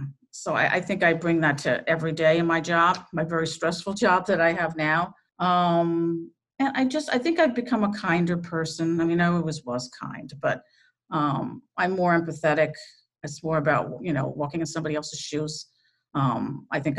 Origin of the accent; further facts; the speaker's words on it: New York, United States; moved away as an adult; now in Connecticut, United States; I'm from New York, but I did my apprenticeship, as I said, in Connecticut